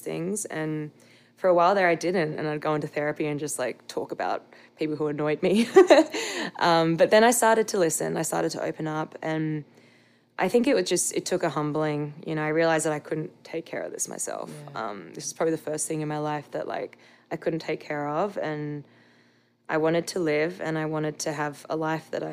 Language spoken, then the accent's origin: English; Australia; I'm an Australian.